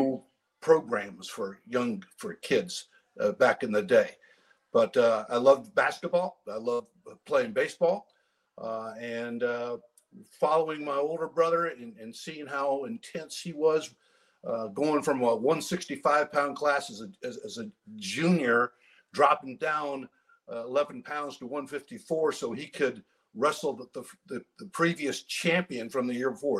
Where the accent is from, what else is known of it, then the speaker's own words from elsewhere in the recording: Maine, United States; I grew up, I was born in Maine.